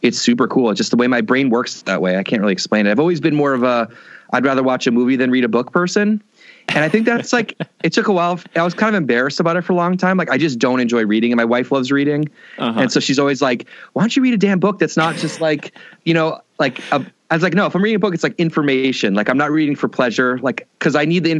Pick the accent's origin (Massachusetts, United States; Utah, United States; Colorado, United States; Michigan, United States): Massachusetts, United States; Boston; moved away; I grew up in Boston, very urban, like literally streetcar in front of my house